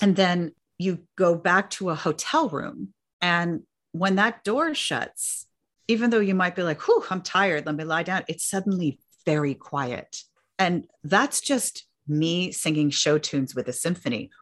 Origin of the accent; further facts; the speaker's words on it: New York City, New York, United States; I grew up in New York City